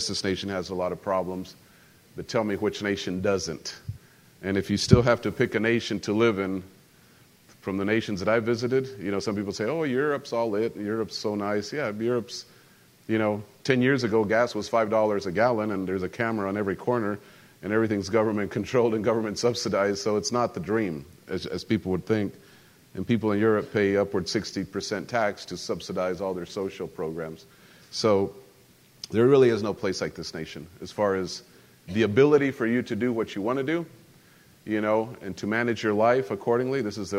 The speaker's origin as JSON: {"language": "English", "region": "central Mexico", "country": "Mexico", "tie": "born or raised there", "said": "because I grew up as an American, but I grew up in Mexico. So in central Mexico, you know, you grow up with some, it's just part of growing up."}